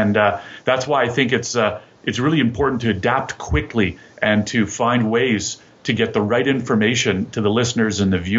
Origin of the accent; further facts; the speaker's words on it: Ottawa, Ontario, Canada; moved away; I'm Canadian, right? I'm from Ottawa originally